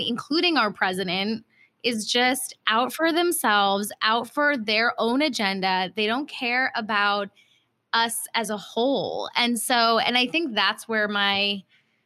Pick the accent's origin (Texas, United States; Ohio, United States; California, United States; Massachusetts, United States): Ohio, United States; moved away; also born or lived in Cairo, Egypt / Singapore; I grew up in Ohio. I also lived in Cairo and Singapore when I was really young.